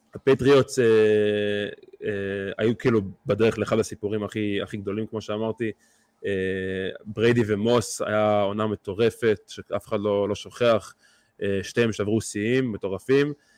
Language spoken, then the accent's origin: Hebrew; Beit Shemesh, Jerusalem District, Israel; בבית שמש, איפה שגדלתי